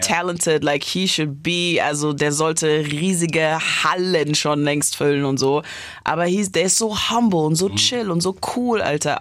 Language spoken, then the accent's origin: German; Heidelberg, Baden-Württemberg, Germany; bin ich in Heidelberg aufgewachsen